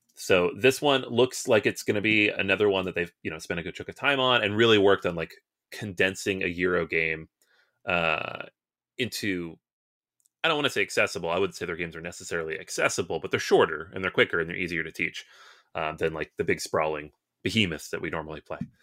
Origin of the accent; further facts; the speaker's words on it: United States; We're American.